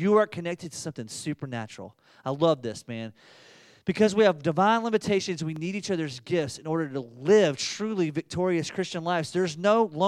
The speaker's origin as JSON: {"language": "English", "region": "the South", "country": "United States", "said": "I'm from the South"}